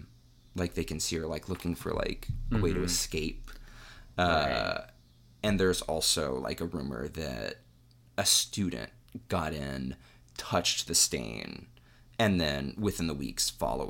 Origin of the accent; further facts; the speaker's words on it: Cincinnati, Ohio, United States; also born or lived in Athens, Ohio; I grew up in Cincinnati.